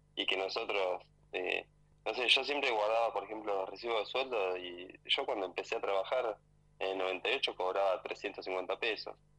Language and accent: Spanish; Tolosa, Buenos Aires, Argentina; moved away as an adult; now in Adelaide, Australia; nací, me crié en Tolosa y en 2, y 521